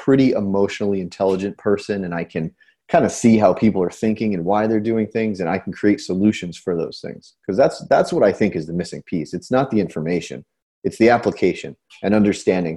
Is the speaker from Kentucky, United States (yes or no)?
no; Newburgh, New York, United States; I'm from Newburgh, New York